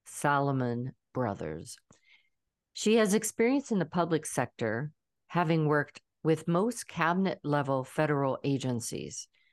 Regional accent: Pittsburgh, Pennsylvania, United States; now in Georgia, United States; I'm a Pittsburgh girl. So we always... we always call it home, even though we don't live there anymore. I've lived in Georgia longer than I lived in Pittsburgh, still, I always call it home.

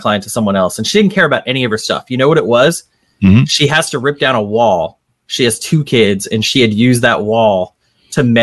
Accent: Arlington, Texas, United States; moved away as an adult; also born or lived in Boston / New York; now in New Orleans, United States; grew up in a decent sized town in Texas, Arlington, right outside Dallas

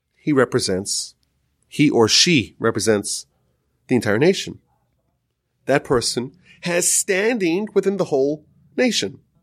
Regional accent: United States

